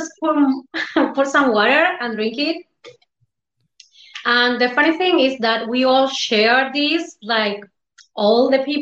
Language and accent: English; Argentina; I'm from Argentina